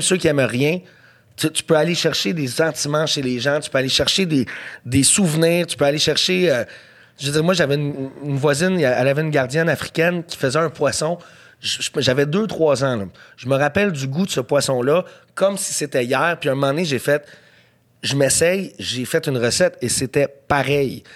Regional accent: Montreal, Quebec, Canada; je viens d'NDG

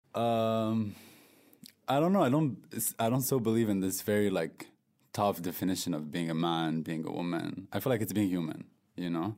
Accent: France; moved away as an adult; I was born and raised in France from a North African background

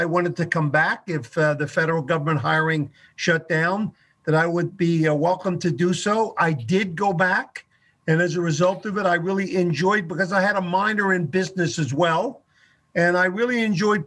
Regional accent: Chester, Pennsylvania, United States; moved away as an adult; also born or lived in Boston; now in Michigan, United States; I was born right outside of the city of Philadelphia in a place called Chester, Pennsylvania

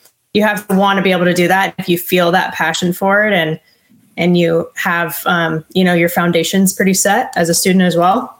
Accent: Southern California, United States; moved away as an adult; I'm from Southern California

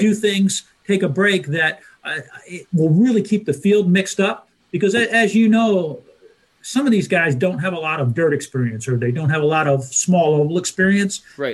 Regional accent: New Jersey, United States; I'm from New Jersey

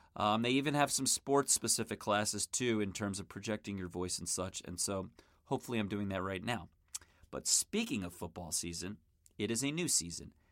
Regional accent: Maryland, United States; moved away as an adult; also born or lived in Miami; now in Los Angeles, United States; I grew up in Maryland, just outside of Washington, D C

